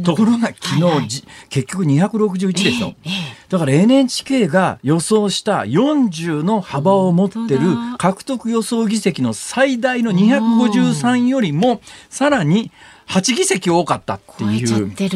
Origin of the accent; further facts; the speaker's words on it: Hirakata, Osaka, Japan; 私本当の地元は大阪11区って言って、川挟んだ対岸の枚方の方なんですけど